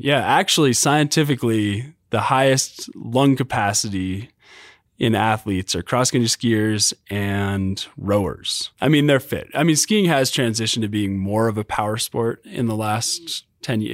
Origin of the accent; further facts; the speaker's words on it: Vermont, United States; now in Utah, United States; growing up in Vermont and then move, being in Utah